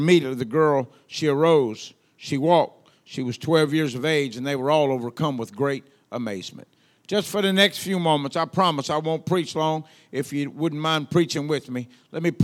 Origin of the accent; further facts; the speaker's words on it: Louisiana, United States; accent: Southern; I'm from the South. They say I have an accent. I don't know where they got that from, but there I am, you know? So I'm from Louisiana